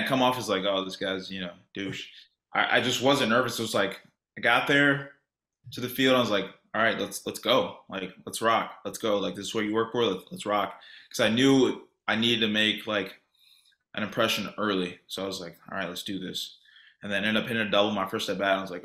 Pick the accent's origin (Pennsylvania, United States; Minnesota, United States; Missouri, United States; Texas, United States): Texas, United States; Sugar Land; I'm from Sugar Land